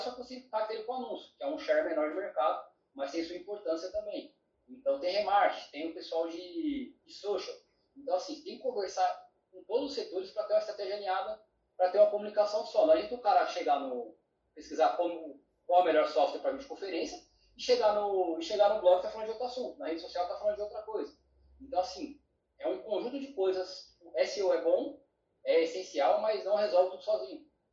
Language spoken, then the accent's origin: Portuguese; São Paulo, Brazil; eu Sou filho de Pará, paranaense com baiano, então sou de São Paulo